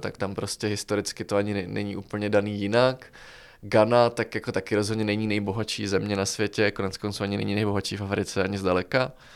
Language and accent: Czech; Czechia; jsme z Česka